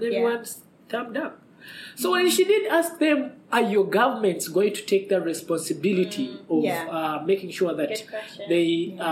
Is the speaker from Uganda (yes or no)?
yes; Kampala, Central Region, Uganda; I come from, I live in Kampala